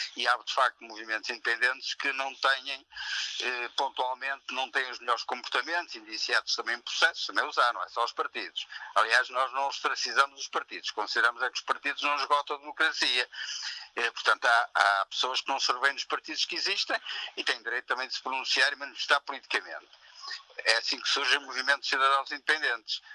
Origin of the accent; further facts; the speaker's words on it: Maia, Porto District, Portugal; na Maia, que é a minha terra